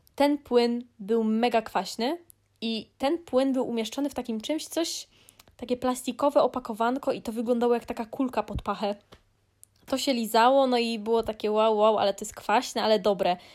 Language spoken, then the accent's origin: Polish; Greater Poland, Poland; Jestem z Wielkopolski.